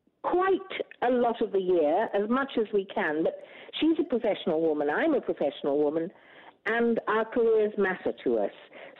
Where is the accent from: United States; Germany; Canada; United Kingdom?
United Kingdom; England; now in Australia; I'm an educated pommy snob, a whinging pom. I'm also an Australian, very proudly an Australian, given to me by that wonderful lady, Julia Gillard, as I stood on Lakeside on Australia Day in Canberra.